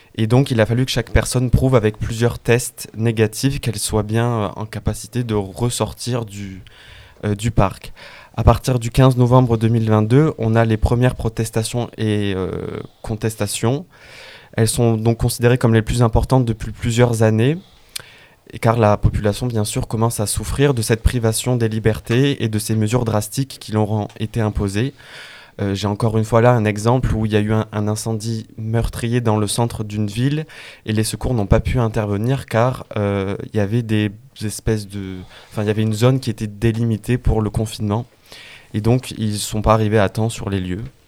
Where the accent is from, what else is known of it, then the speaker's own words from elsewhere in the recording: France; nous en tant que Français